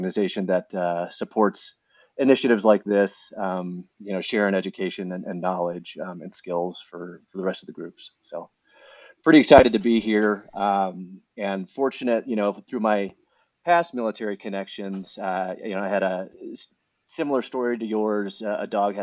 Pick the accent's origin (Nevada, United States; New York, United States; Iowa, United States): Iowa, United States; moved away as an adult; also born or lived in Michigan; I grew up in Iowa, born and raised